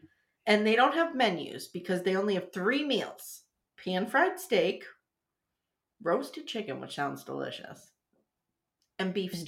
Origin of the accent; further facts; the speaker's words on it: near Old Forge, Pennsylvania, United States; moved away; We grew up near Old Forge, Pennsylvania, which is the pizza capital of the world.